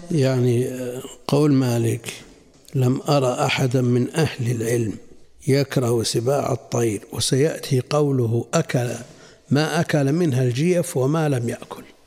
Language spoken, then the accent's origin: Arabic; Najd, Saudi Arabia; عندنا في نجد